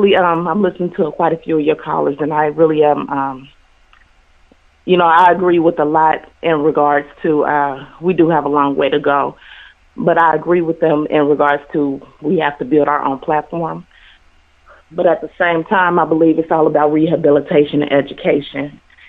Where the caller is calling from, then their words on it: Cincinnati, Ohio, United States; I'm calling from Cincinnati, Ohio.